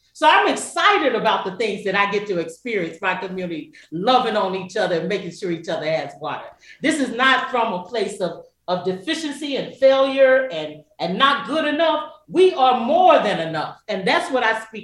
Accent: Kingsport, Tennessee, United States; moved away as an adult; now in Detroit, United States; I consider myself an adopted Detroiter, uh, originally from a little small town called Kingsport, Tennessee

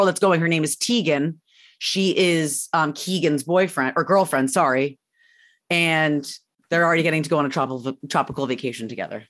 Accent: Syracuse, New York, United States; I grew up in Syracuse.

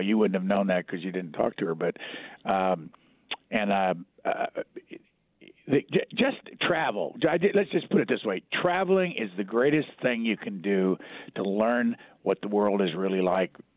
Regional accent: Lafayette, Indiana, United States; moved away as an adult; I grew up in Lafayette, Indiana.

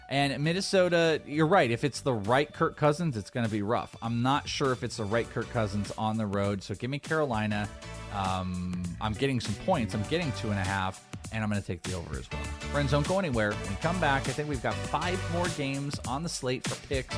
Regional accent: Wales, United Kingdom; I'm Welsh.

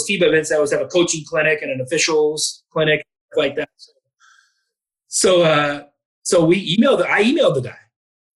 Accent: outside of Portland, Oregon, United States; now in Spokane, United States; I grew up 45 minutes outside of Portland

